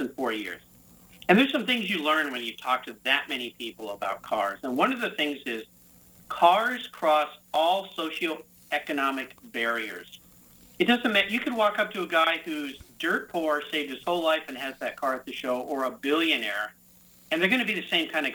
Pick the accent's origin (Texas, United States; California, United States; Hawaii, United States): California, United States; San Diego; my hometown Concours